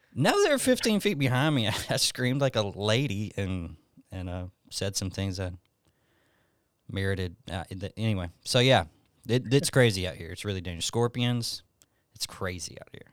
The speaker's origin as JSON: {"language": "English", "region": "Alabama", "country": "United States", "tie": "born or raised there", "moved": "as an adult", "lives_now": "Tucson, United States", "said": "born and raised in Alabama."}